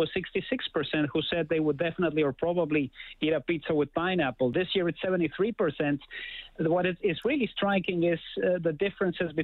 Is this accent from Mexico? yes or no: yes; Mexico; now in Canada; growing up in Mexico